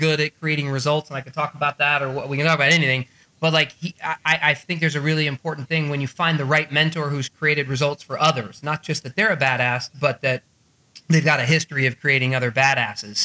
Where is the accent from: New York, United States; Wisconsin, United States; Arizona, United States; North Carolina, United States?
Arizona, United States; I grew up in Arizona